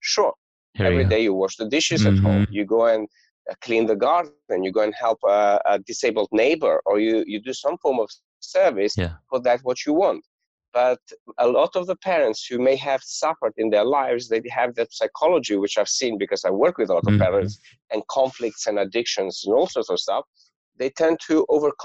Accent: Gostivar, North Macedonia; I was born in Macedonia in a town called Gostivar, which is northern Macedonia. And I grew up in a family of restaurateurs and farm owners.

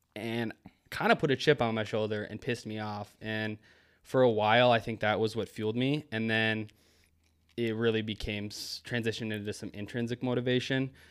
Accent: Maple Grove, Minnesota, United States; I grew up in Maple Grove, Minnesota

